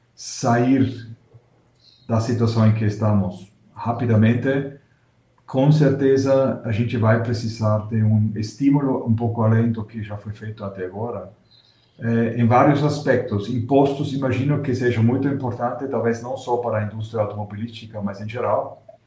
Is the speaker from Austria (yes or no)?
yes; Austria; moved away; eu sou austríaco